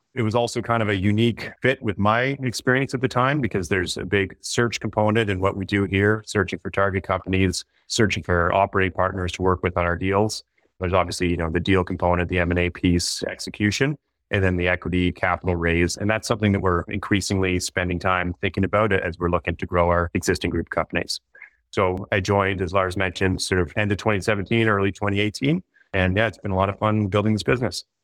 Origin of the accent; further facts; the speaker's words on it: Toronto, Ontario, Canada; also born or lived in Nova Scotia; I'm from Toronto originally.